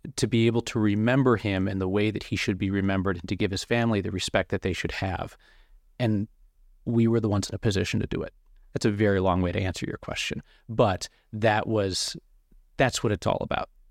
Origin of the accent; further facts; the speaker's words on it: Rochester, New York, United States; moved away as an adult; now in Denver, United States; I worked two years in Rochester, and then I wasn't really sure where my path was gonna go, whether I wanted to be in my hometown for the rest of my life